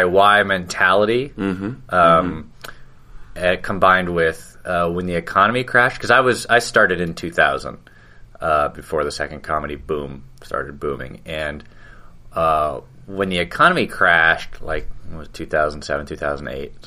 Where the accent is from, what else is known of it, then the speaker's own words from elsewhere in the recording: Portland, Oregon, United States; moved away as an adult; now in Los Angeles, United States; I was born in L.A., but we moved to Portland when I was about 11.